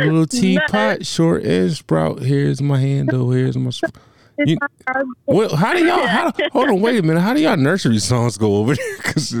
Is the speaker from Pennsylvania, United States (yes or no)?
yes; Philadelphia, Pennsylvania, United States; I'm from Philly, all right, and you know what, this would give me a lot of clout where I'm from.